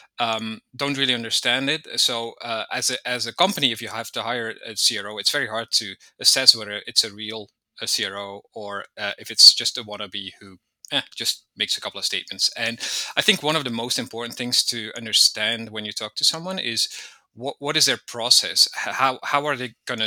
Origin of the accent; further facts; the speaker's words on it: Belgium; moved away as an adult; also born or lived in Malta / Portugal; now in Spain; I'm originally from Belgium. I lived there for a long time as well.